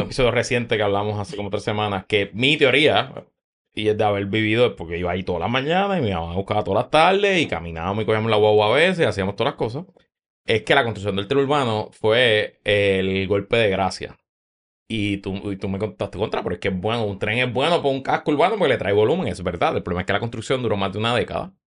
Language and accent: Spanish; San Juan, Puerto Rico; yo no me crié en Río Piedras como tal, pero hice toda la vida allí